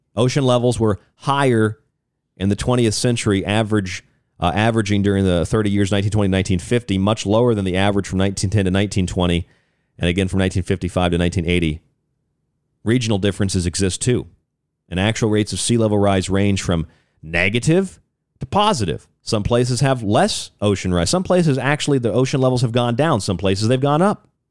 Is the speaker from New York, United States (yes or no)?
no; Florida, United States; moved away; also born or lived in Arizona; my home state of Florida